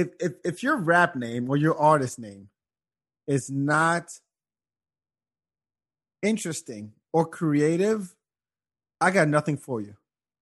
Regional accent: France; moved away as an adult; also born or lived in Senegal; now in Austin, United States; Yeah, raised in France, and I came to Austin in '98.

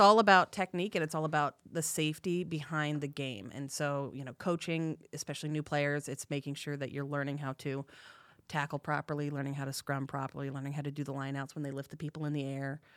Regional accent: Bay Area, California, United States; moved away; I'm from California. I'm originally from the Bay Area.

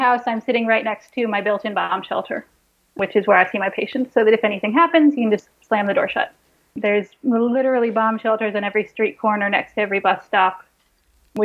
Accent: Massachusetts, United States; now in Israel; I grew up in Massachusetts

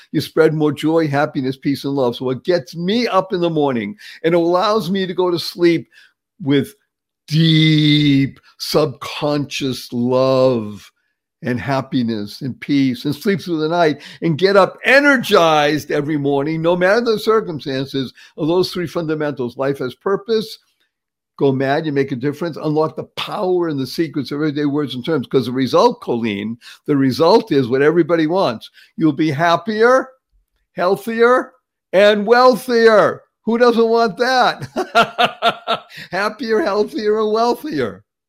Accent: Boston, Massachusetts, United States; moved away; I grew up in the area. I'm from Dorchester originally

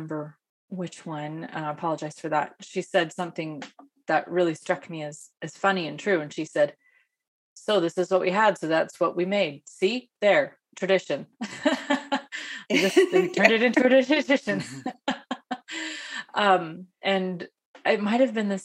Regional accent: United States; I'm an American. I read and speak English

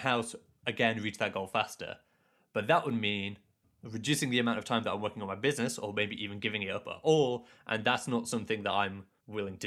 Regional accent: Leeds, Yorkshire and the Humber, United Kingdom; I grew up in Leeds

